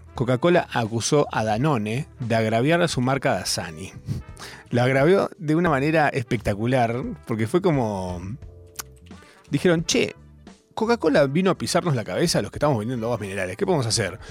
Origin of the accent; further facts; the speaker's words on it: Argentina; como todo argentino de bien